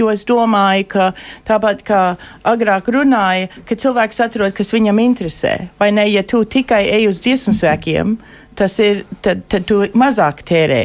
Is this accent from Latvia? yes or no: no; Lincoln, Nebraska, United States; Es uzaugu Linkolnā, Nebraskā.